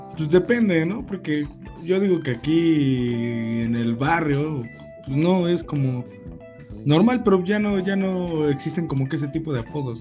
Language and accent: Spanish; Mexico; los mexicanos sufrimos de eso